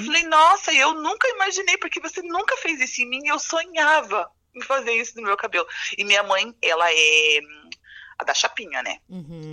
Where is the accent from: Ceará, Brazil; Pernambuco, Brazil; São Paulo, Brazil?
São Paulo, Brazil; Ourinhos; moved away as an adult; also born or lived in Argentina; now in Concórdia, Brazil; sou de São Paulo, do interior de São Paulo, Ourinhos, é, capital é, da cana-de-açúcar.